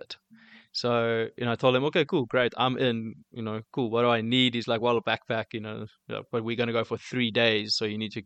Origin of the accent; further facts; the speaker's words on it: Cape Town, Western Cape, South Africa; also born or lived in Port Alfred; now in Johannesburg, South Africa; as a Cape Townian growing up